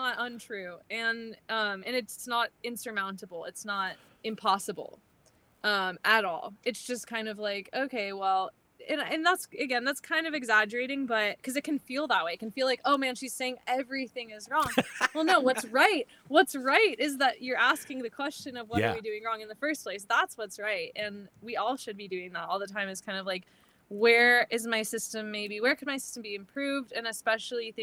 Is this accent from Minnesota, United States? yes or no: no; Arizona, United States; I'm from Arizona, originally based in Arizona